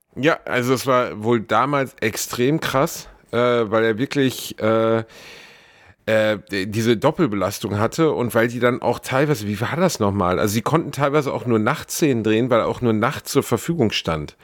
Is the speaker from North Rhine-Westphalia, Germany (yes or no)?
yes; Gelsenkirchen, North Rhine-Westphalia, Germany; Ich komme aus Gelsenkirchen, ich war der einzige deutschstämmige Junge in der ganzen Klasse